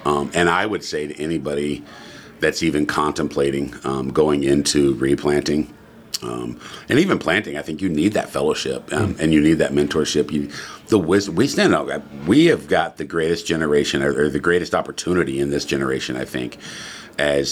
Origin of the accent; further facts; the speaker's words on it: Texas, United States; also born or lived in Englewood, Colorado; now in Loup City, United States; I'm originally from Texas